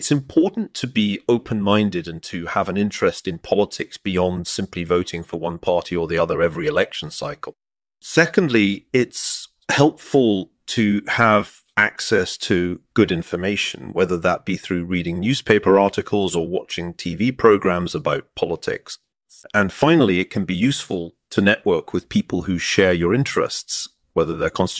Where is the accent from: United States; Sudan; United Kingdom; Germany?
United Kingdom; England; born there; I was born in England in 1955.